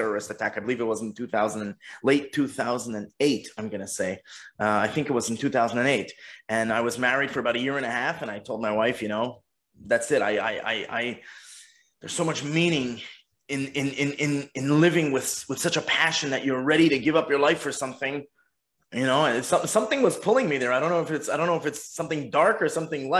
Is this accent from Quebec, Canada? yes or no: yes; Montreal, Quebec, Canada; moved away as an adult; now in Los Cabos, Mexico; I'm born and bred in Montreal, and grew up in the box called the Montreal Jewish Community